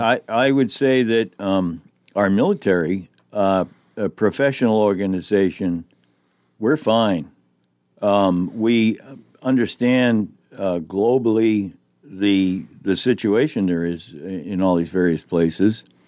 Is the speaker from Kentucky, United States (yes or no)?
no; Boston, Massachusetts, United States; moved away; they're from my neck of the woods back in the Greater Boston area